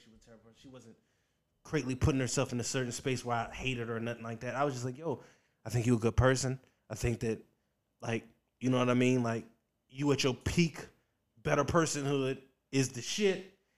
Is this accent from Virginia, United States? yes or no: yes; Richmond, Virginia, United States; moved away; also born or lived in Washington, D.C.; I'm from Virginia. I grew up in Virginia, Richmond, Virginia